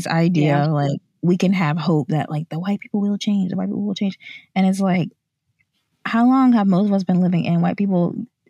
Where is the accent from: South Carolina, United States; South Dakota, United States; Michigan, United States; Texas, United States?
South Carolina, United States; we are from South Carolina